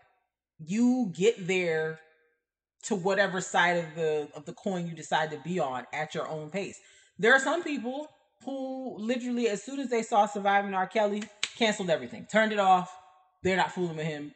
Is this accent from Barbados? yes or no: yes; Barbados; now in United States; I did not grow up in America. Like I grew up in Barbados.